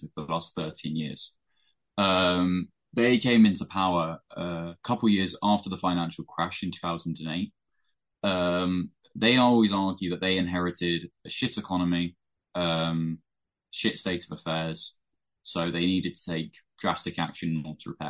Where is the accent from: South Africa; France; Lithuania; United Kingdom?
United Kingdom; being British